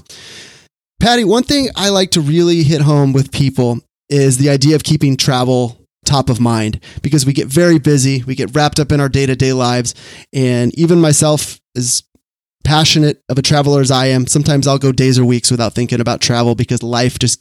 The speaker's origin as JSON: {"language": "English", "town": "Sacramento", "region": "California", "country": "United States", "tie": "born or raised there", "said": "Sacramento here, my hometown"}